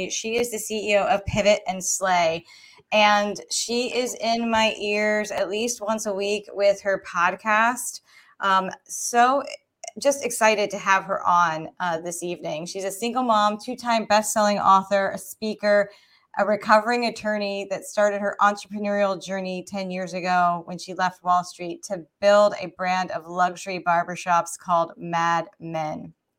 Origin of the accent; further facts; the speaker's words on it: Georgia, United States; I grew up, you know, I live in Georgia, born and raised in Georgia, and so I grew up making that 19-hour drive up to the tri-state area at least twice a year.